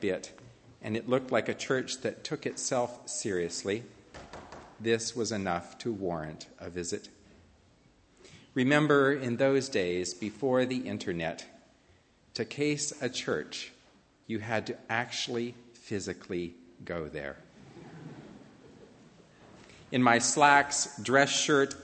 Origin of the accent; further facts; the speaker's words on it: Montana, United States; moved away as an adult; also born or lived in Portland, Oregon; I left my home state of Montana to try living in Portland, Oregon.